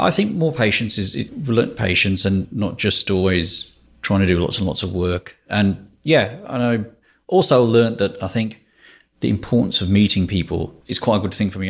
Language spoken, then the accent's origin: English; Walsall, West Midlands, United Kingdom; Yeah, so I'm from England. I'm place called Walsall, which is about seven miles north of Birmingham.